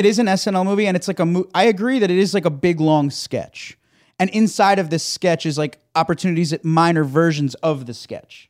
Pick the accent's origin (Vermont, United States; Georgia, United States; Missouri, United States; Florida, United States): Florida, United States; South; moved away; I come from South Florida.